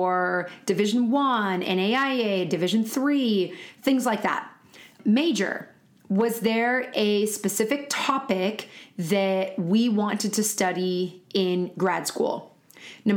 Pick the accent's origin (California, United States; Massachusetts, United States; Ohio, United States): California, United States; also born or lived in Florida; I was raised in California my whole life.